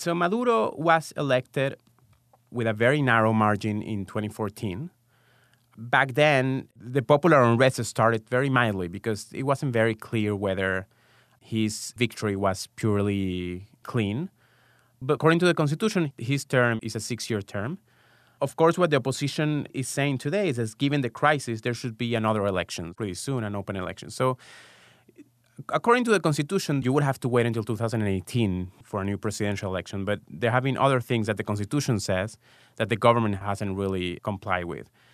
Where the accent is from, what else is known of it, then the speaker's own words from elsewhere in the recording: Venezuela; moved away as an adult; also born or lived in Israel; now in United States; I was born and raised in Venezuela, and I lived there until after college